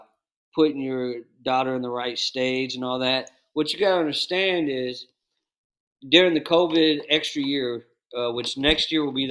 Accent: Dallas, Texas, United States; I grew up in the Dallas basketball culture

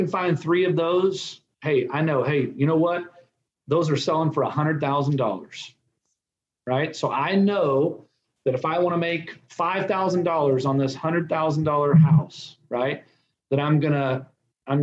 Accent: Texas, United States; I'm from Texas

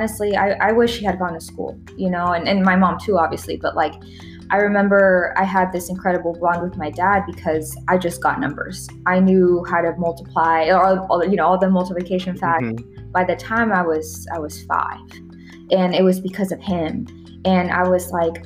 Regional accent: Texas, United States; English is a second language; by the time I learned English, which was pretty much like months after arriving in Texas

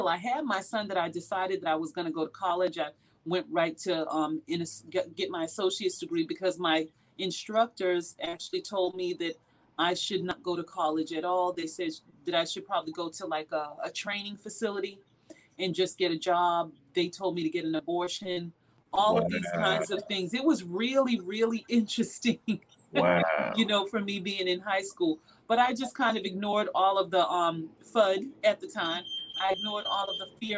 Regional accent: Boston, Massachusetts, United States; growing up in Boston was kind of tough for me because I grew up with two parents that were drug addicts.

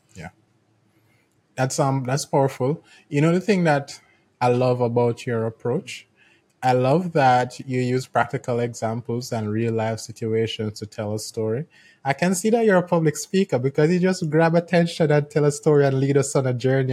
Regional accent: Jamaica; I'm from Jamaica

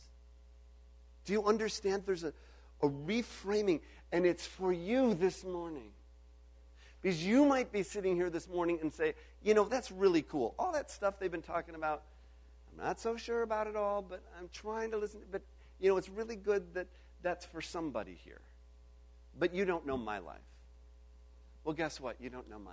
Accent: Illinois, United States; I grew up in Illinois.

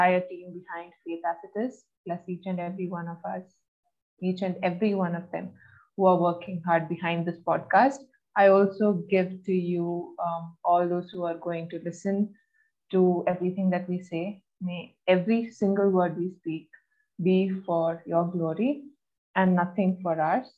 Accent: Oman; also born or lived in Kerala, India; I was born in Kerala, but I was brought up in Oman

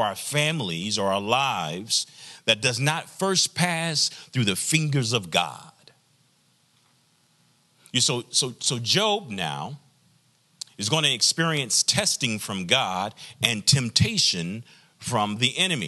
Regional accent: the South, United States; I'm from the South, traditional Black community, Black church experience

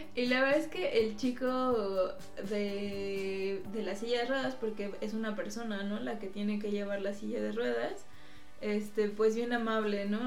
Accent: Mexico City, Mexico; llegamos pues como buenos chilangos

